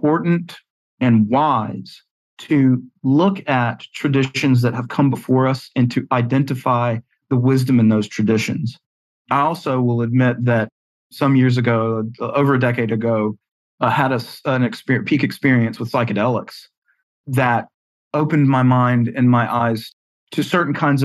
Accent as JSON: {"language": "English", "region": "the South", "country": "United States", "tie": "born or raised there", "accent": "Southern", "said": "I was raised in the South. You can hear it from my accent"}